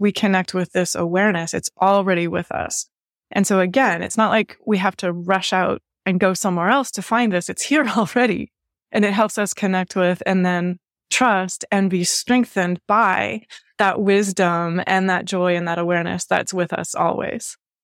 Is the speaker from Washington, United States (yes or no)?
yes; Washington, United States; now in Baltimore, United States; I grew up in Washington State and I grew up surrounded by nature